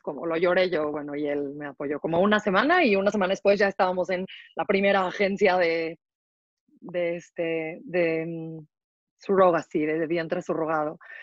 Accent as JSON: {"language": "Spanish", "country": "Mexico", "tie": "born or raised there", "moved": "as an adult", "lives_now": "Israel", "said": "yo crecí en México, eh, soy mexicana. Hace 11 años me mudé a vivir a Israel"}